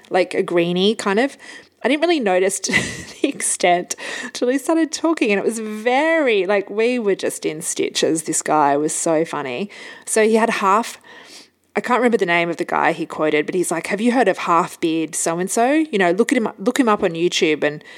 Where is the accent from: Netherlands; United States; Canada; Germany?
Germany; Hamburg; moved away; so where were you born? And I said, Hamburg.